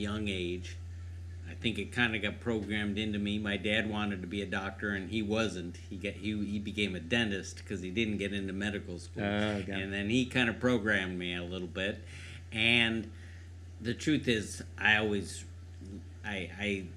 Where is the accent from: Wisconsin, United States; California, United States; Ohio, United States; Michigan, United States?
Ohio, United States; Cleveland; moved away as an adult; also born or lived in San Diego; I grew up in Cleveland.